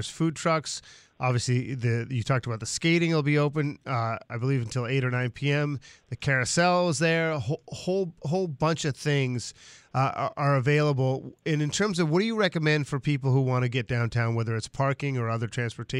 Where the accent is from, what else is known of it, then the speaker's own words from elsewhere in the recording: Boston, Massachusetts, United States; moved away; because I remember growing up in Boston, they always had that.